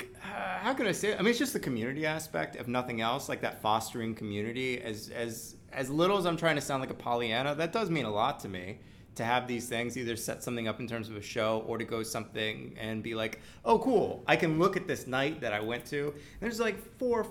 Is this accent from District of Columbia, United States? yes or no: yes; Washington, District of Columbia, United States; moved away as an adult; also born or lived in San Francisco Bay Area, California; now in New York, United States; Born in the Bay Area, but I don't claim it. Okay. I'm from Washington area.